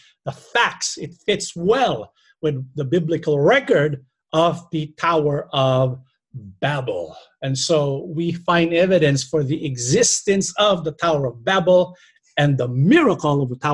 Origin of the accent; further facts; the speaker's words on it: Philippines; we can see where the Filipinos came from, who our ancestors were